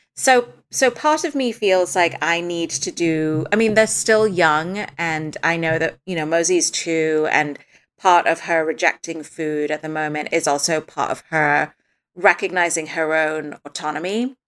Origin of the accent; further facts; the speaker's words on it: Dubai, United Arab Emirates; moved away; When I was little, I grew up in Dubai